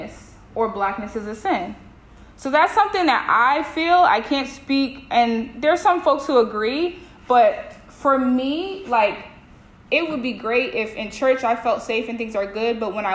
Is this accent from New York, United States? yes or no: yes; New York, United States; moved away as an adult; now in Maine, United States; I'm like, New York